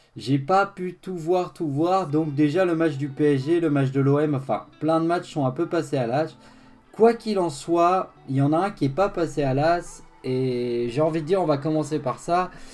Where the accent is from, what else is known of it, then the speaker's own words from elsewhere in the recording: Haute-Savoie, Auvergne-Rhône-Alpes, France; je suis du, je suis de la Haute-Savoie